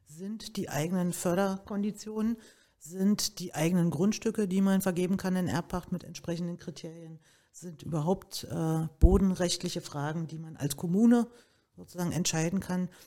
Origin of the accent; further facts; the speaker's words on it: Berlin, Germany; Bin ja Berliner Pflanze und habe natürlich das alles miterlebt, war in der ersten äh, Bezirksverordnetenversammlung in Treptow